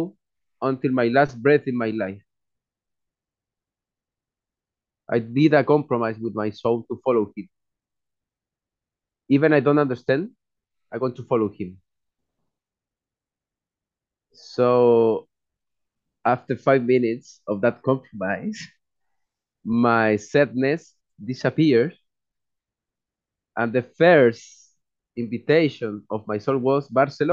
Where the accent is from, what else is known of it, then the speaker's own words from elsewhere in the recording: Chile; moved away as an adult; now in Europe; I am from Chile. I am in Europe the last 7 years and a half.